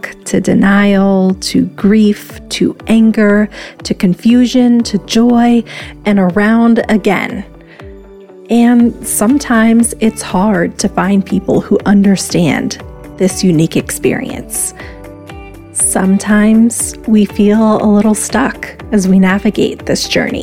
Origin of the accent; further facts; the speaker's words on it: Tucson, Arizona, United States; I'm 36 years old. And I'm from Tucson, Arizona